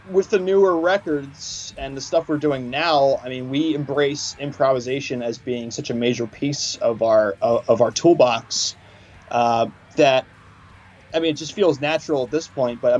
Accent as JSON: {"language": "English", "region": "Washington", "country": "United States", "tie": "born or raised there", "said": "uh, in Washington State when I was growing up."}